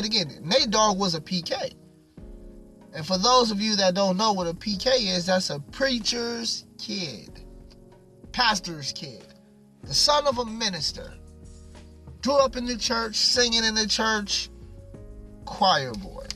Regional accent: Long Beach, California, United States; I'm from Long Beach

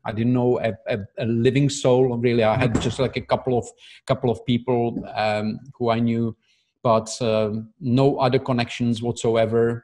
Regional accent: Prague, Czechia; moved away as an adult; now in Dubai, United Arab Emirates; I'm originally from Prague, from Czech Republic

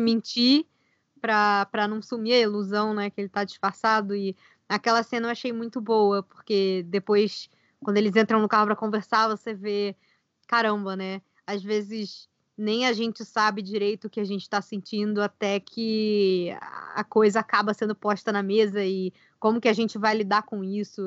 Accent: Brazil; eu sou brasileira

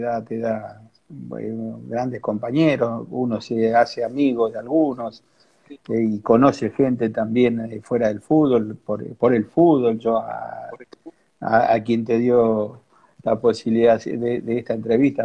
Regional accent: Quilmes, Buenos Aires Province, Argentina; yo soy de Quilmes, de acá de la zona sur de Gran Buenos Aires

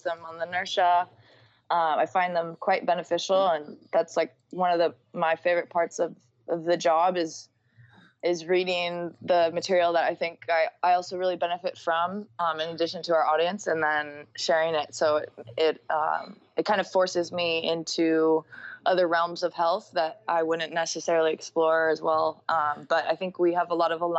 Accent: San Francisco, California, United States; also born or lived in Santa Cruz; I grew up in San Francisco with a mother that was working at Stanford Hospital and a father who was in the tech industry

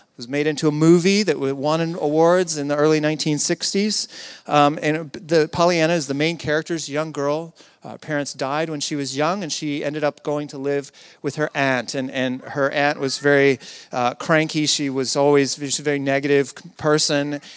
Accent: the South, United States; I come from the South in the U S

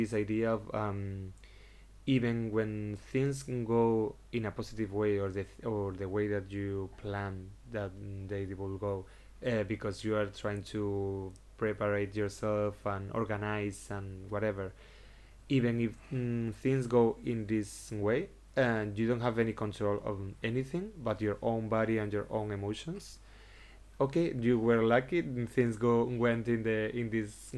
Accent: Seville, Andalusia, Spain; English is a second language; moved away as an adult; also born or lived in Madrid / Cádiz / Barcelona; now in Sitges, Spain; when I was born in Sevilla

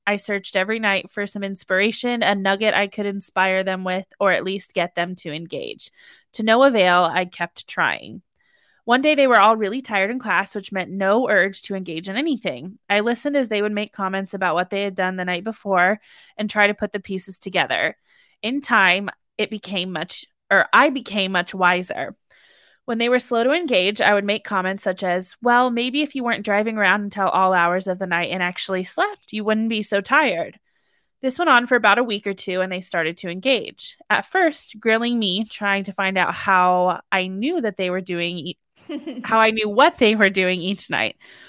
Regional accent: California, United States; I was born and raised in the San Francisco Bay Area, and when starting high school, we moved to the middle of nowhere in Northern California.

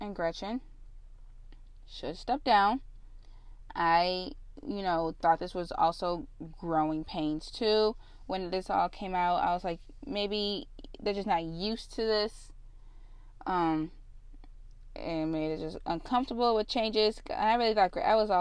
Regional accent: Illinois, United States; Illinois, my home state

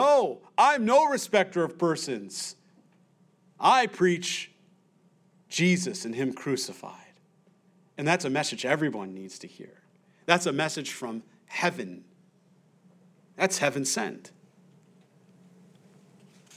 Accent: United States; I'm an American.

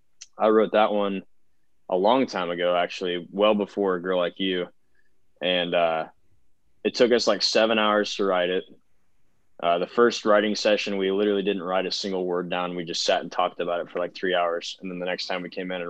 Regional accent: Central Illinois, United States; moved away as an adult; now in Nashville, United States; I'm from Central Illinois. So cornfields, basically. The biggest town close to where I'm from is Peoria, Illinois.

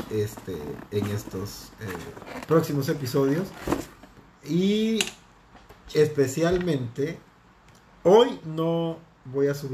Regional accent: Tula, Mexico; Yo soy de Tula. Te voy

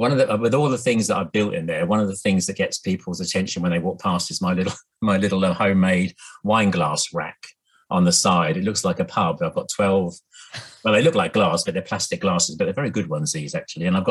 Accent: Norfolk, East of England, United Kingdom; now in Hove, United Kingdom; I grew up in Norfolk

